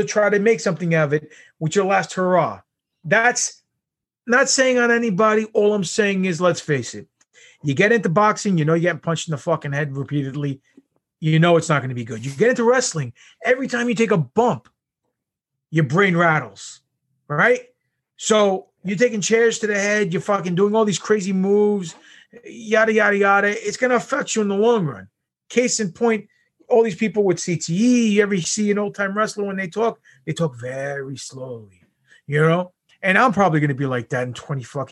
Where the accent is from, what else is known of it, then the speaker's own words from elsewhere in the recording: New York, United States; I'm from New York.